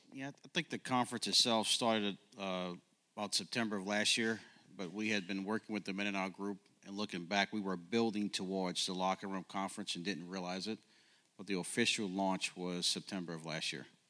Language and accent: English; New Orleans, Louisiana, United States; also born or lived in Ohio / Oklahoma; now in Kansas City, United States; born and raised in New Orleans